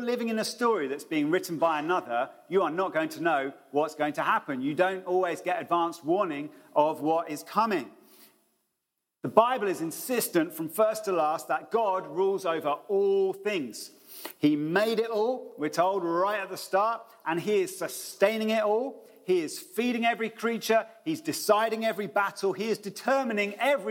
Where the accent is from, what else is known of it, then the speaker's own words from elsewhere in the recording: United Kingdom; we're being British